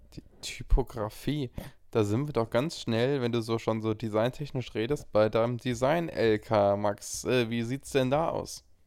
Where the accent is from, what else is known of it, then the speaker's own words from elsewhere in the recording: Frankfurt, Hesse, Germany; in meiner Heimat Frankfurt studiere